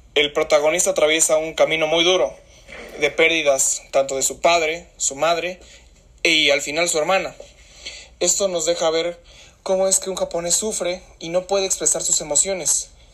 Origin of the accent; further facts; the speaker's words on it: Mexico; nosotros como mexicanos